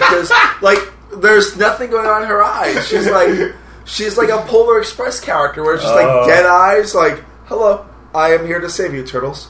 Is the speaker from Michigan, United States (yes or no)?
no; Miami, Florida, United States; now in New York, United States; Born and raised in Miami, Florida.